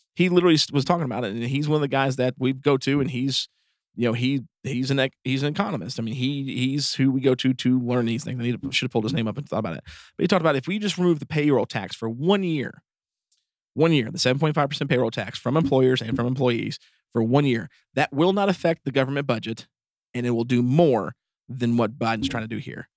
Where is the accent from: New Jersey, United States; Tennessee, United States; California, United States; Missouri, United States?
Tennessee, United States; East; we are from East Tennessee